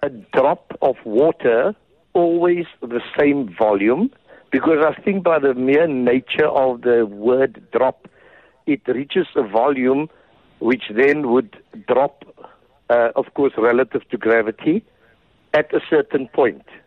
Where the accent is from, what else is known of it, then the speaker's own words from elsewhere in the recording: England, United Kingdom; accent: British; also born or lived in Nigeria; now in South Africa; it's a long time since I went to school in England, and even though I was born in Nigeria